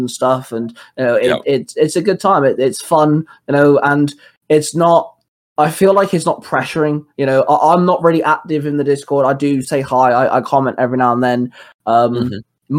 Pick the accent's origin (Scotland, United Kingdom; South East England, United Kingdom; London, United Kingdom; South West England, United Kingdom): South West England, United Kingdom; Plymouth; moved away; I'm from Plymouth, which is in Devon